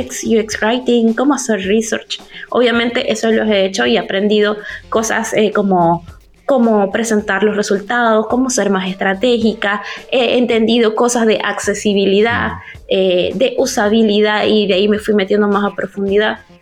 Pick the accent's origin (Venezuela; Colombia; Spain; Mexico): Venezuela; moved away as an adult; now in Chile; estoy, viviendo en Chile desde hace siete años, pero soy venezolana